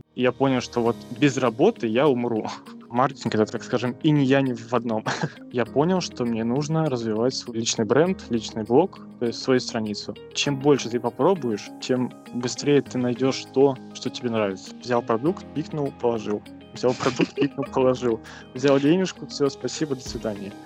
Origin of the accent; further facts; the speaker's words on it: Stary Oskol, Belgorod Oblast, Russia; я сам из Белгородской области, со Старого Оскола